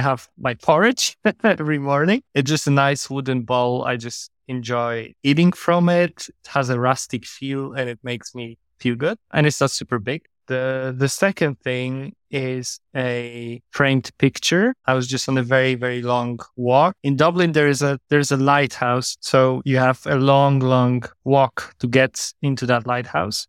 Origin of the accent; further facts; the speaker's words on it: Warsaw, Masovian Voivodeship, Poland; moved away; also born or lived in Ireland / Portugal; Right now in my hometown in Warsaw, Poland